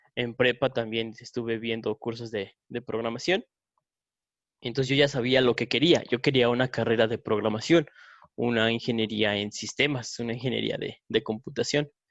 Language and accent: Spanish; San Luis Potosí, Mexico; nosotros somos de San Luis Potosí, capital, y aquí el bofos se usa mucho